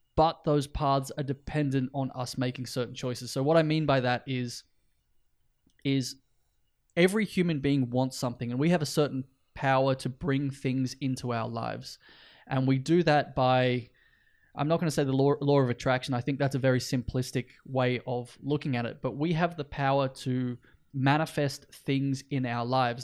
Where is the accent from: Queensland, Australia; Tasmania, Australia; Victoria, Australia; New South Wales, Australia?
New South Wales, Australia; north coast of; now in Iceland; we both grew up and spent time on the north coast of New South Wales in Australia